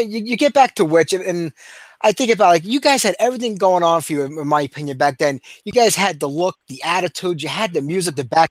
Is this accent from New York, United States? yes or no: yes; New York City, New York, United States; New York City.